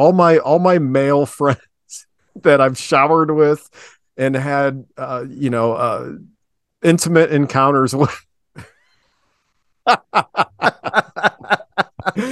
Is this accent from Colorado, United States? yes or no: no; Ohio, United States; I'm from the Midwest. I'm an Ohioan